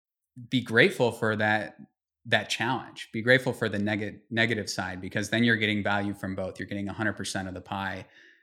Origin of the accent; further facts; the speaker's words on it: Tokyo, Japan; born there; also born or lived in Vienna, Austria / Belgium / United States; we moved around. I was born in Tokyo. I was, you know, lived in Vienna, Austria, and, lived in Belgium and lived all over the US.